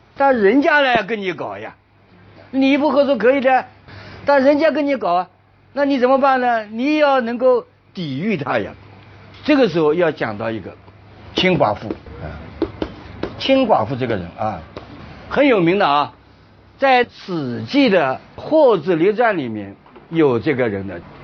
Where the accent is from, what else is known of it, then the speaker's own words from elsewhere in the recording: China; 不仅我们中国人